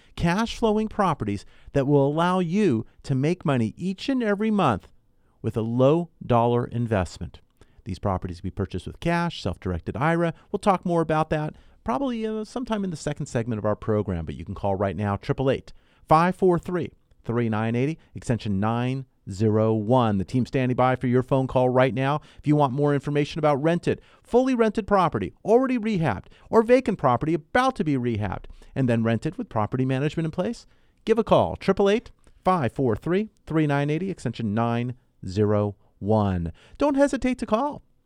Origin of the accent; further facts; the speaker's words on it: Southern California, United States; also born or lived in Ventura County; I was born and raised here in Southern California